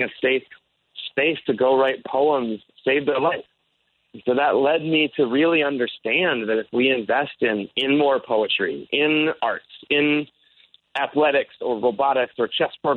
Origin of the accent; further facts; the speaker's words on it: Michigan, United States; moved away as an adult; now in Chicago, United States; I am originally from Michigan.